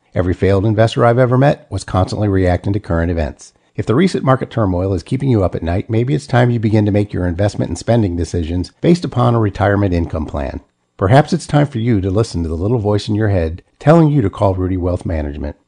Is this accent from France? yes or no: no; Fort Wayne, Indiana, United States; I'm from Fort Wayne